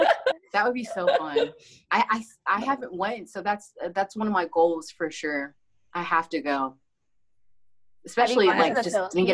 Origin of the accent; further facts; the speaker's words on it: Philippines; born there; I was born in the Philippines. I was born in Pampanga, Davao, and Angeles City.